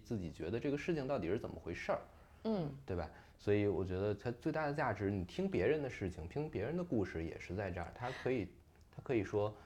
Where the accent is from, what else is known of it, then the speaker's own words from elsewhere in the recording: China; 在我们中国人心里吧，这个孝顺还是非常，非常重要的一件事儿